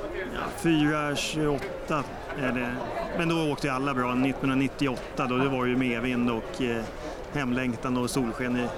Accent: Stockholm, Stockholm County, Sweden; Jag är sörlänning från Stockholm

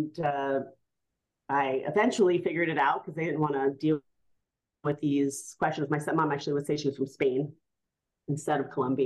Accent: New York City, New York, United States; I was born and raised in New York City in the 1970s and 1980s

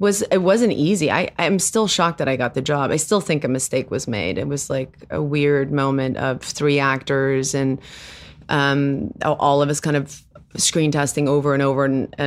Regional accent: South Africa; first language Afrikaans; English is a second language; now in United States; Well, I was raised in with Afrikaans as my first language.

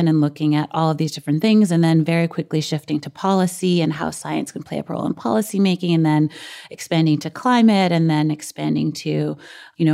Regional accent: New York City, New York, United States; a girl who grew up in Brooklyn

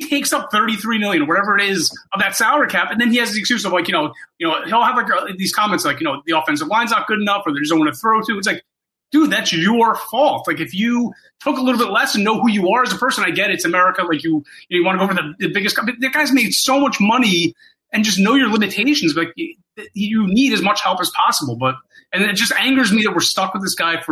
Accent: New Jersey, United States; I'm actually from New Jersey.

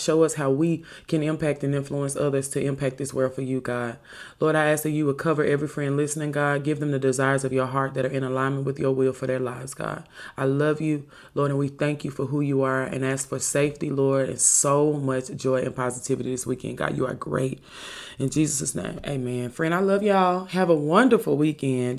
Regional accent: Memphis, Tennessee, United States; I was from Memphis.

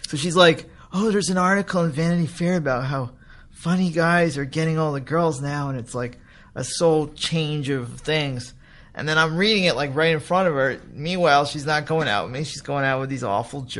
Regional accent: New York, United States; moved away; I grew up in New York

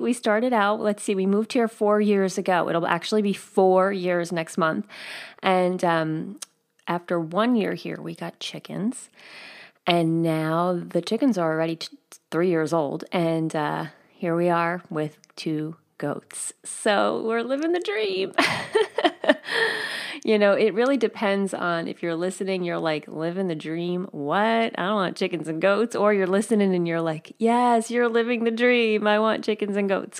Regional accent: outside of New York City, in New Jersey, United States; moved away; where I grew up outside of New York City, And in New Jersey

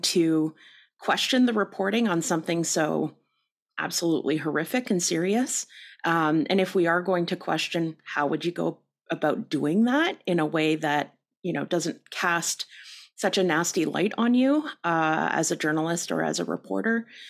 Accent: Canada; we're too Canadian

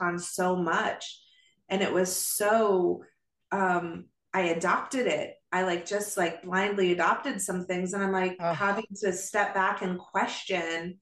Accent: Arizona, United States; also born or lived in Oregon; before we moved from Oregon to Arizona

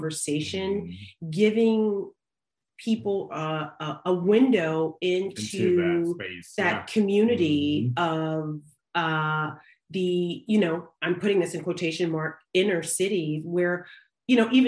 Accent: the South, United States; I grew up in the South

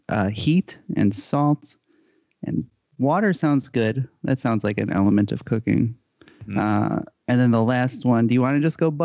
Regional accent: West Coast, United States; moved away; We're both from the West Coast.

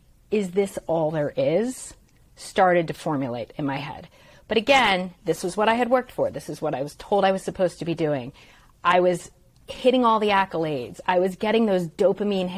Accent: Stone Harbor, New Jersey, United States; I grew up in Stone Harbor, New Jersey

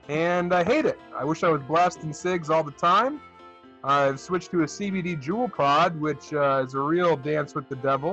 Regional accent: Elizabeth, Colorado, United States; I'm born and raised in Elizabeth, Colorado, home of the Cardinals

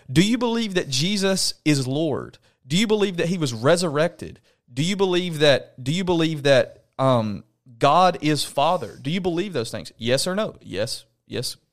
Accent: Alabama, United States; now in Knoxville, United States; I'm from Alabama.

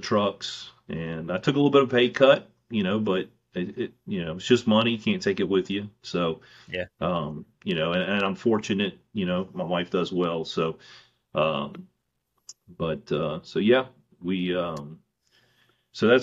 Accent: Mississippi, United States; growing up in Mississippi, so close to Louisiana, we have counties in Mississippi

